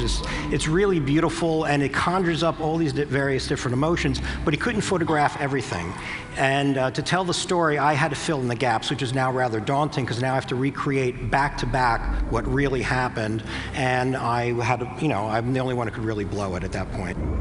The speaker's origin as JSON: {"language": "English", "region": "New Jersey", "country": "United States", "said": "I'm from New Jersey"}